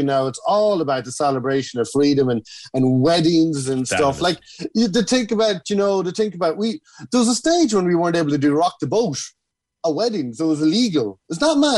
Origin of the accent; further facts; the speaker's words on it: Kells, Leinster, Ireland; I grew up in Kells County Meath